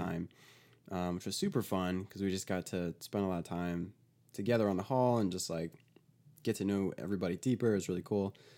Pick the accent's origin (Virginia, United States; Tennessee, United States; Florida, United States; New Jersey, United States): Virginia, United States; I grew up in Virginia